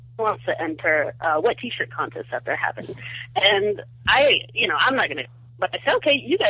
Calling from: Southern California, United States; I'm calling from Southern California.

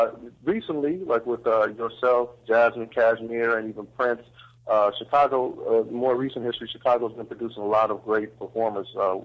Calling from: Indonesia; I'm calling you from Indonesia.

